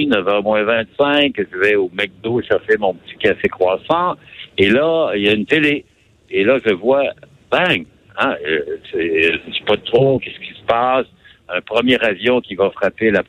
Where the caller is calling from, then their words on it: Kingston, Ontario, Canada; je suis près de Kingston, en Ontario.